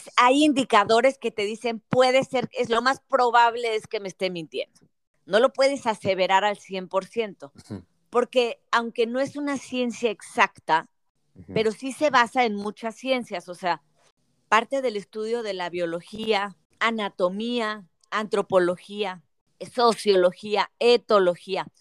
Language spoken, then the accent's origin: Spanish; Monterrey, Nuevo León, Mexico; moved away; also born or lived in Mexico City / Querétaro; nací en Monterrey, viví en la Ciudad de México y luego en Querétaro